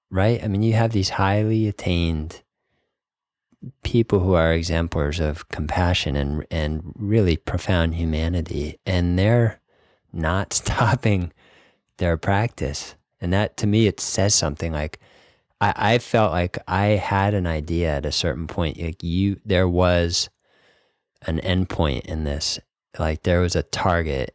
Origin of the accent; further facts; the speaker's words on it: New England, United States; I grew up in New England, Northeast, Wasp